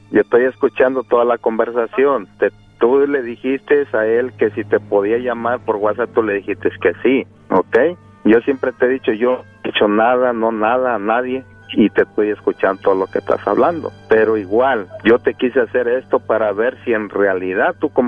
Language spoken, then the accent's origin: Spanish; Guerrero, Mexico; De Guerrero.